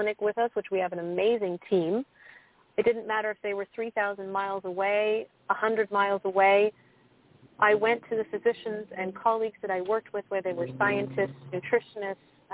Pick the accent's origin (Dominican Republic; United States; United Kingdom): United States; I'm from the United States